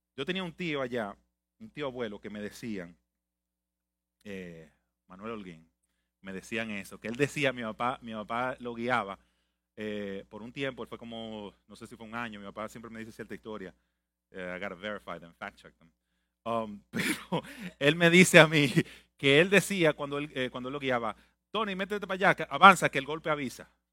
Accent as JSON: {"language": "Spanish", "town": "Santo Domingo", "country": "Dominican Republic", "tie": "born or raised there", "moved": "yes", "lives_now": "United States", "said": "nací en Santo Domingo"}